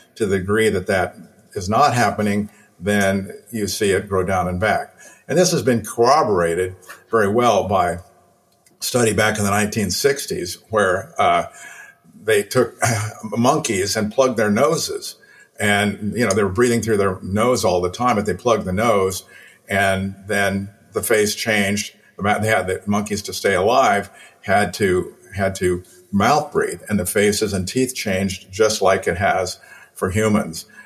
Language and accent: English; Illinois, United States; I was 11 years old, growing up in Illinois